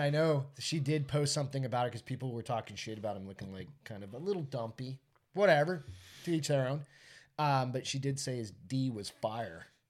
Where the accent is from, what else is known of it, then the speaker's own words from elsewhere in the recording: New Hampshire, United States; now in San Antonio, United States; growing up in New Hampshire